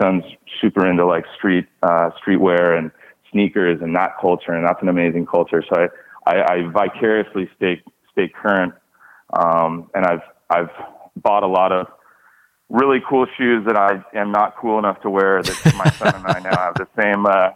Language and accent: English; Los Angeles, California, United States; growing up in West